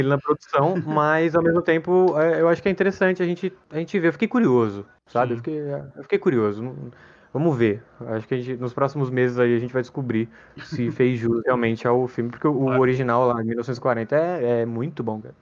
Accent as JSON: {"language": "Portuguese", "country": "Brazil", "said": "o nosso país é muito grande"}